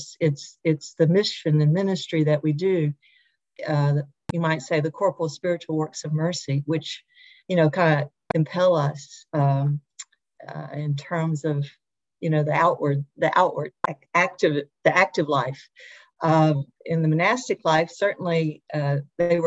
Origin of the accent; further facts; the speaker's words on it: Little Rock, Arkansas, United States; I grew up here in Little Rock